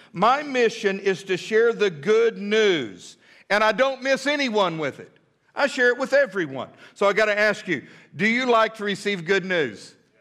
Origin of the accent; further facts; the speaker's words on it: United States; I am an American through and through